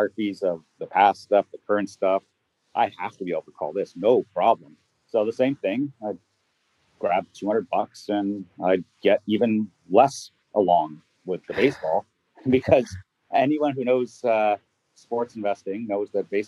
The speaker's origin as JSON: {"language": "English", "town": "Toronto", "region": "Ontario", "country": "Canada", "said": "I'm from Toronto, Canada."}